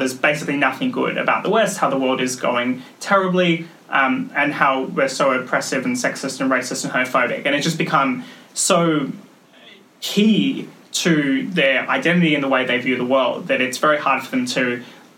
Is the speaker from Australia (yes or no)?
yes; Australia; I come from Australia, where we have basically the low-quality Xerox version of the BBC